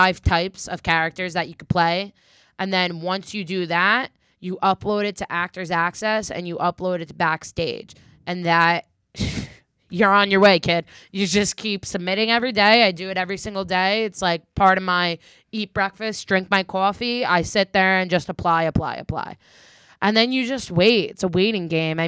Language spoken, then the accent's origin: English; New Jersey, United States; I'm born and raised in Jersey. And I just, I'm originally from the North